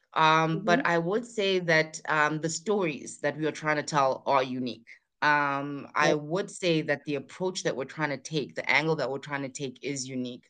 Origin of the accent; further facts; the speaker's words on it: near Durban in KZN, KwaZulu-Natal, South Africa; also born or lived in Bangalore, India; I come from Africa.